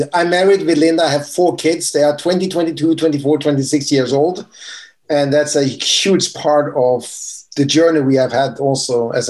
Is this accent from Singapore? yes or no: no; Norway; I'm from Norway.